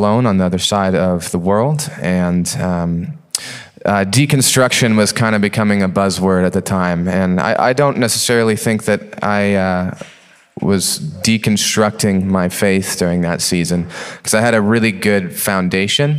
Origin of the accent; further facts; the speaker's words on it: Post Falls, Idaho, United States; I grew up in Post Falls, going to North Country Chapel